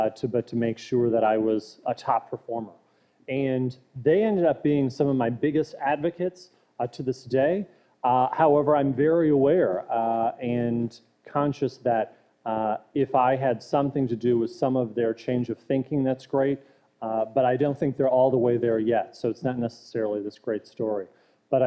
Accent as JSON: {"language": "English", "area": "Ottawa County", "region": "Michigan", "country": "United States", "tie": "born or raised there", "said": "growing up in Marin, Michigan, of Ottawa County"}